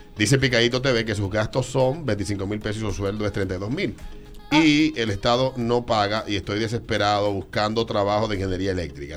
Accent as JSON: {"language": "Spanish", "country": "Dominican Republic", "said": "En República Dominicana nos ha invadido un pesimismo que nos está llevando al diablo."}